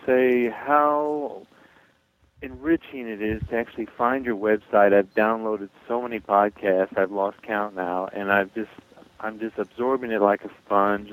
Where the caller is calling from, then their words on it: Missouri, United States; I'm calling from Missouri